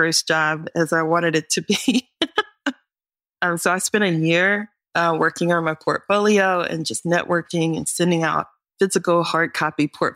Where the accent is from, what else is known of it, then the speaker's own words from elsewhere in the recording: North Carolina, United States; I'm from North Carolina.